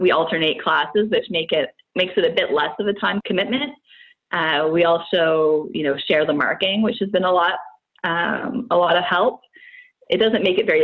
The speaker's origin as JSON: {"language": "English", "town": "Brockville", "region": "Ontario", "country": "Canada", "also_born_or_lived": "Barrie, Ontario", "lives_now": "Ottawa, Canada", "said": "We're originally from near this area, so I'm from Brockville, Ontario"}